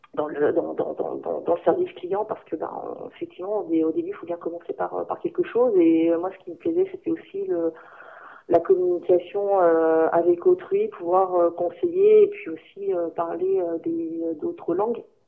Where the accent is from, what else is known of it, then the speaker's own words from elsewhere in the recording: France; moved away; also born or lived in Germany; moi, en tant que en tant que française